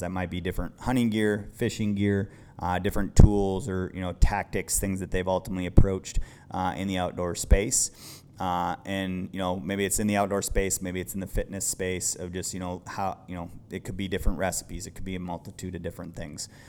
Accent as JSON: {"language": "English", "region": "Midwest", "country": "United States", "tie": "born or raised there", "also_born_or_lived": "Idaho", "said": "growing up in the Midwest"}